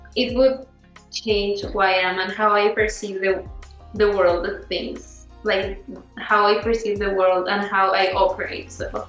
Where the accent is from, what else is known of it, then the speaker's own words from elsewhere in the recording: Canada; also born or lived in Mexico; all these experiences that I got to live back in Mexico, that growing up in Canada, I don't feel like you can get.